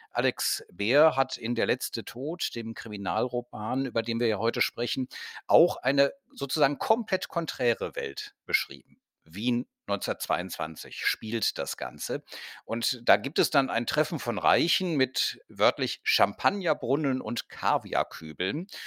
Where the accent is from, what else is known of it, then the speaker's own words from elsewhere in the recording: Cologne, North Rhine-Westphalia, Germany; also ich komme aus Köln. Wir haben beispielsweise den Kölnberg, wir haben äh, Chorweiler